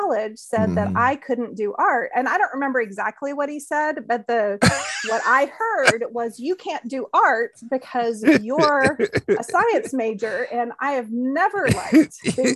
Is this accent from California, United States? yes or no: no; New Mexico, United States; And I grew up in New Mexico, and I grew up in the Nazarene church.